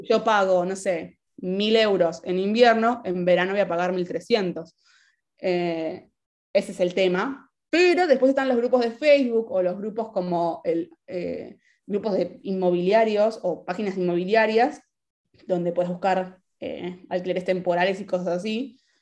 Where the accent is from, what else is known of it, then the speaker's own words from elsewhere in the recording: Argentina; also born or lived in Spain; now in Italy; soy ciudadana argentina, residente de Argentina.